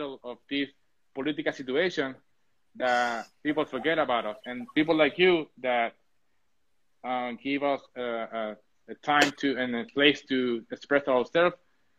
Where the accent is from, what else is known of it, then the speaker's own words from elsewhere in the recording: Puerto Rico; English is a second language; a Puerto Rican